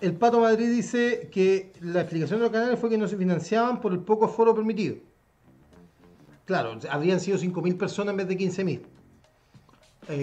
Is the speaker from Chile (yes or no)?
yes; Chile; nosotros como chilenos